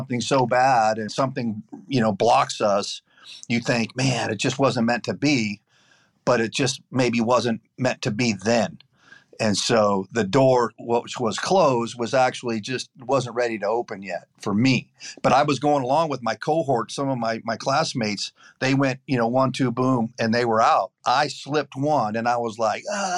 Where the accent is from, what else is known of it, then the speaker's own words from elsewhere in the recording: Lake Arrowhead, California, United States; moved away as an adult; also born or lived in Quito, Ecuador; I was born and raised in Southern California in the mountains, Lake Arrowhead